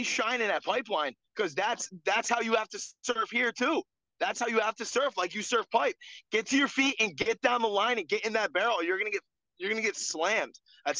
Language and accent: English; New London, Connecticut, United States; So I'm from New London, so like, which is, you know, southeastern Connecticut. I'm right next to Rhode Island.